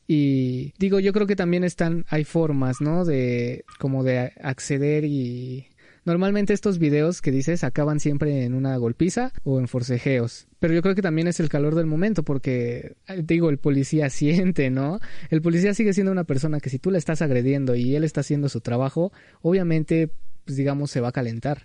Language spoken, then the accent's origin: Spanish; Mexico